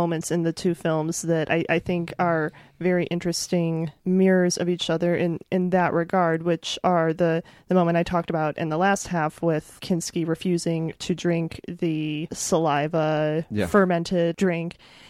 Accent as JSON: {"language": "English", "region": "Midwest", "country": "United States", "said": "But, I'm from the Midwest. I know what crops look like, Fawcett."}